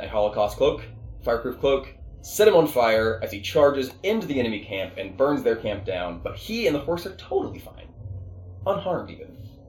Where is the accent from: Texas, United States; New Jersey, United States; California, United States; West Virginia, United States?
West Virginia, United States; We are from West Virginia.